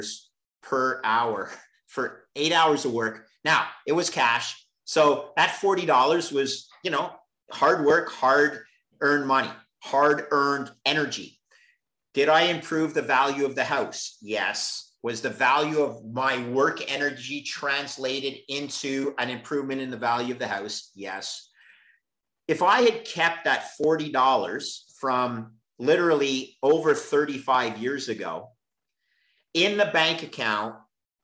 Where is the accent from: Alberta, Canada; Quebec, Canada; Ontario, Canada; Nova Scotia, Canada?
Quebec, Canada; Montreal; I was working for the CFO in Montreal, my hometown